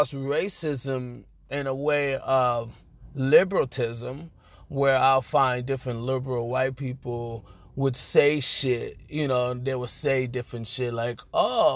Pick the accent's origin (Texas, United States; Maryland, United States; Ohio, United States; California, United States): California, United States; Los Angeles; I am from Los Angeles, California